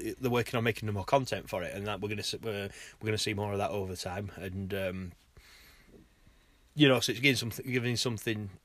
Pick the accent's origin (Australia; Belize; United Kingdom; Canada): United Kingdom; Sheffield, Yorkshire and the Humber; it's local, because we're from Sheffield